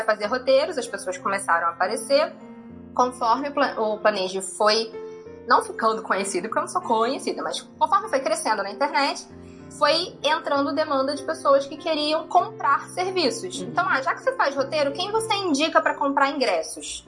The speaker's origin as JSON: {"language": "Portuguese", "region": "Rio de Janeiro", "country": "Brazil", "tie": "born or raised there", "moved": "as an adult", "said": "eu sou carioca, morei no Rio de Janeiro a minha vida toda também"}